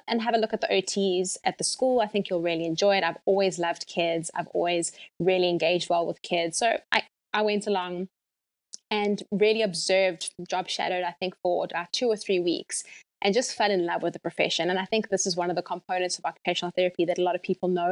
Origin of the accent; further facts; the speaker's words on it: Johannesburg, Gauteng, South Africa; moved away as an adult; now in Virginia Beach, United States; I'm originally from South Africa, Johannesburg, particularly. So that is the very city-based, I call it the mini New York of South Africa. It's very, it's very hustle and bustle, very busy. I was born and bred there. I went to school there, went to university there